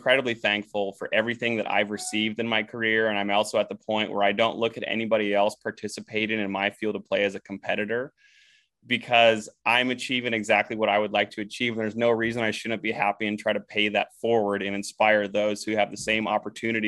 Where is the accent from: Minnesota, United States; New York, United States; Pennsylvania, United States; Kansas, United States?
Minnesota, United States; growing up in Minnesota